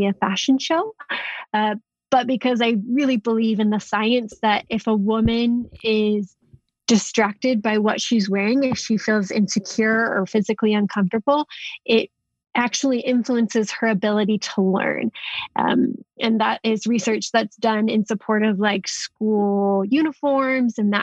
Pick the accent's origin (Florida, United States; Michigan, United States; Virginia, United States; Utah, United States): Utah, United States; Salt Lake City; I'm predominantly from Salt Lake City, Utah.